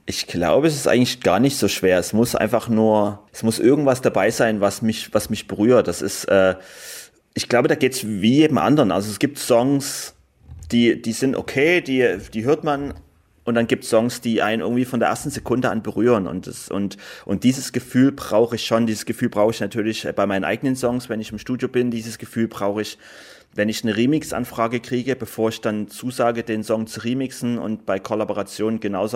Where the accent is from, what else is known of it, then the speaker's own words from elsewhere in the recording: Germany; ich komme aus Deutschland